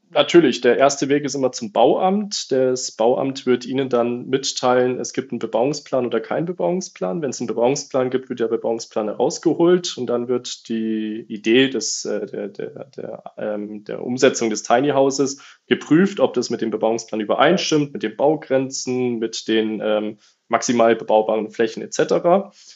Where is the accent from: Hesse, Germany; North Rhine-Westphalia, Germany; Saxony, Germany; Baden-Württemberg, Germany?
Baden-Württemberg, Germany; Lake Constance; Ich komme unten vom Bodensee